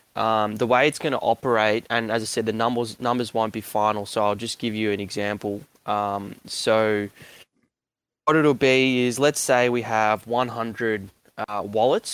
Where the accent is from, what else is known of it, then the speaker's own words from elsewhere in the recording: Melbourne, Victoria, Australia; I'm from Melbourne